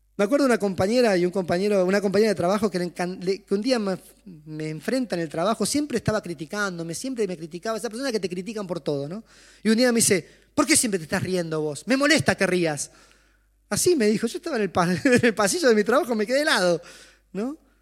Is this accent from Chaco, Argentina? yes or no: yes; Chaco, Argentina; Yo soy del Chaco